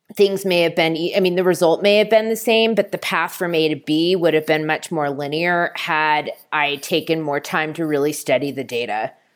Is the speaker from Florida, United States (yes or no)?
no; Bay Area, California, United States; moved away as an adult; also born or lived in New York City; I'm from the Bay Area, and I wanted to be closer to my family